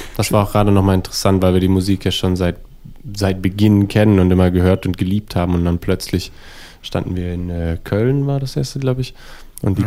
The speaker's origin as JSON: {"language": "German", "region": "New York", "country": "United States", "tie": "born or raised there", "moved": "yes", "lives_now": "Berlin, Germany", "said": "Also ich bin Deutscher tatsächlich, aber in New York aufgewachsen."}